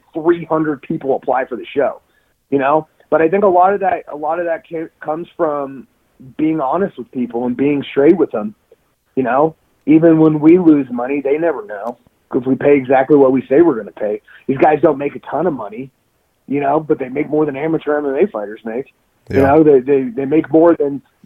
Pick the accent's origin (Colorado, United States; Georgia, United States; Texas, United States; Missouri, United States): Texas, United States; I'm fucking American from Texas